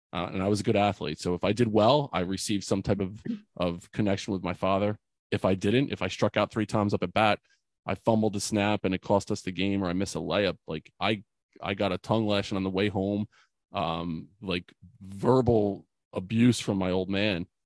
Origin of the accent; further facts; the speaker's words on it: Bordentown, New Jersey, United States; my hometown in Bordentown